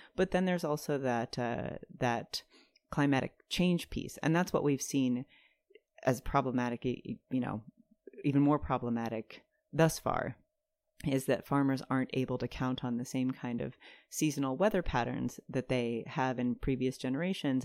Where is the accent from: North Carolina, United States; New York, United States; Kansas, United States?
North Carolina, United States; Durham; I moved back to where we grew up in Durham